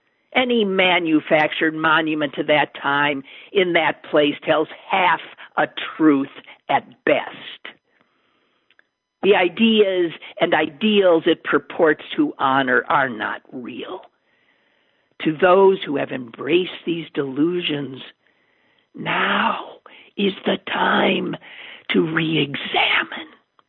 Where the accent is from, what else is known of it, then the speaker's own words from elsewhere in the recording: the South, United States; I don't just come from the South. I come from Confederates. I've got rebel gray blue blood coursing my veins.